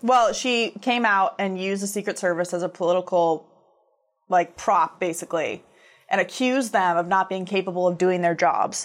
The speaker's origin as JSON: {"language": "English", "country": "United States", "said": "as Americans"}